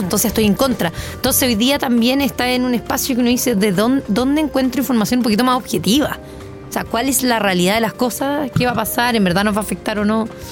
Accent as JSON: {"language": "Spanish", "country": "Chile", "said": "como chilena"}